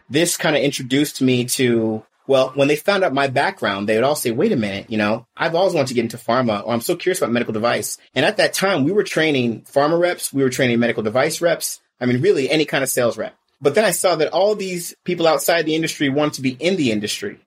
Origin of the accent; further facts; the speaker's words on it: the Bay Area, California, United States; also born or lived in Riverside, California; I'm a California native. So I came from California. The Bay Area is where I originated from